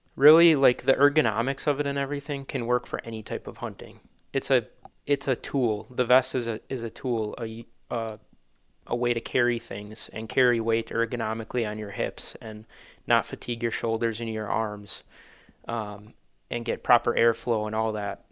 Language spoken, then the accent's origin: English; Manitowoc, Wisconsin, United States; I'm born and raised in Manitowoc